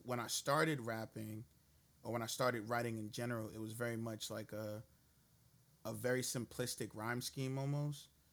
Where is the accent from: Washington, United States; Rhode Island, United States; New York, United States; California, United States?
New York, United States; New York City; moved away as an adult; also born or lived in Brownsville, Brooklyn; I grew up in East New York. Um, and then I moved Shit. over to Brownsville